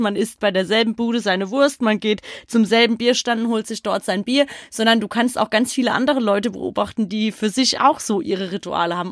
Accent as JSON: {"language": "German", "town": "Frankfurt", "region": "Hesse", "country": "Germany", "said": "bei uns in Frankfurt"}